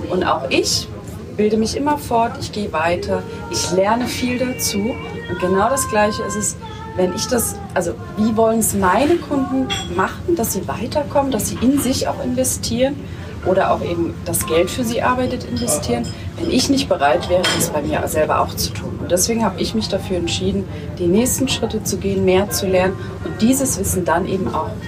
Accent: Leipzig, Saxony, Germany; ich komme aus Leipzig und ich bin Expertin für Geldvermehrung.

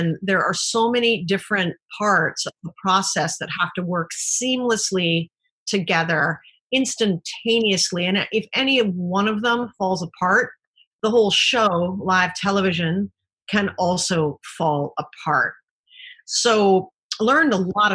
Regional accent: Canada; moved away; being Canadian

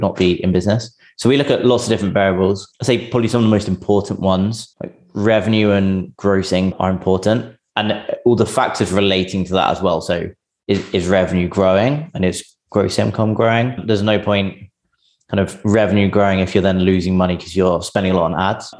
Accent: England, United Kingdom; now in San Francisco, United States; I'm English, but I'm based in San Francisco

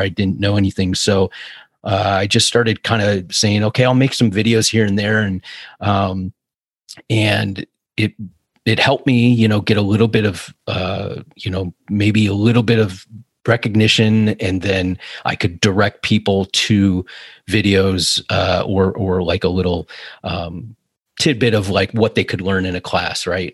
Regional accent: Cleveland, Ohio, United States; moved away as an adult; also born or lived in California; I'm from Cleveland

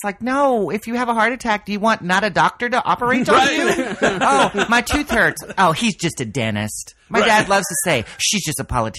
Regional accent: Oklahoma, United States; I'm from Oklahoma

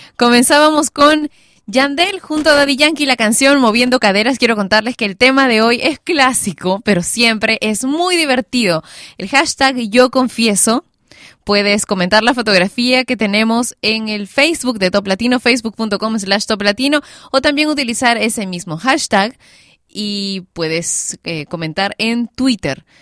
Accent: Peru; mi país, Perú

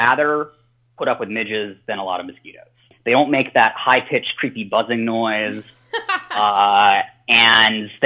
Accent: Colorado, United States; now in Southern California, United States; growing up in Colorado and then living in Southern California now

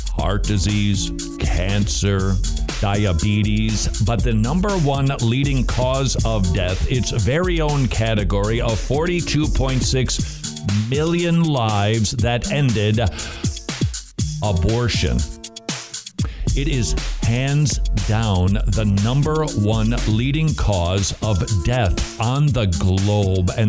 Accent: Tennessee, United States; I'm from Tennessee.

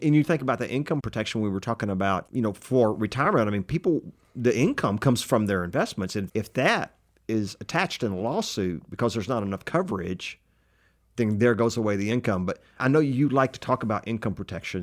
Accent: Texas, United States; accent: Texas; talking with my Texas accent

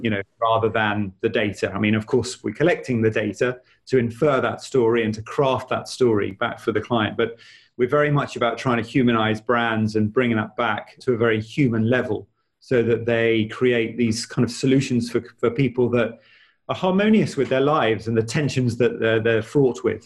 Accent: United Kingdom; also born or lived in Australia; I was born in the UK

